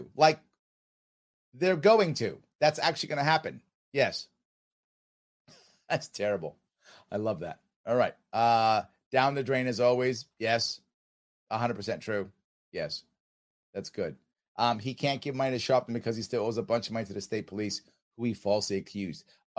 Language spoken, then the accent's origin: English; New York, United States; I'm a New Yorker, man. That's who I am.